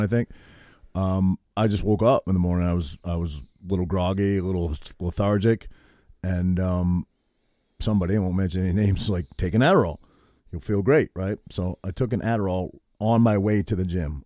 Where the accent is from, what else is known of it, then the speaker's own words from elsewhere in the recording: Harrington, Maine, United States; moved away as an adult; also born or lived in Cherryfield, Maine / New Jersey; I grew up in Harrington, which I lived until I was in eighth grade, You walk to the Methodist church, you know, and then I moved to Cherryfield.